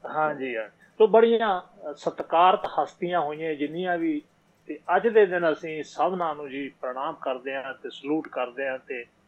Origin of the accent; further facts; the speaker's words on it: Bathinda, Punjab, India; accent: Bathinda (Malwai) dialect; ਮੇਰੀ ਬੋਲੀ ਹੈ ਮੇਰੇ ਇਲਾਕੇ ਦੇ ਬਠਿੰਡੇ ਦੇ